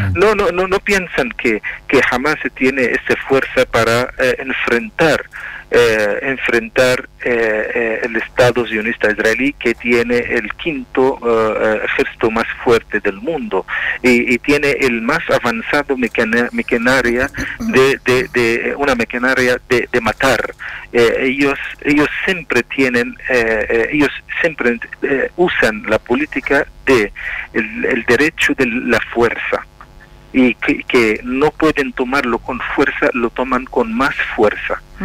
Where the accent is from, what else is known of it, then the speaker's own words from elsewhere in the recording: Palestine; moved away; Nosotros los palestinos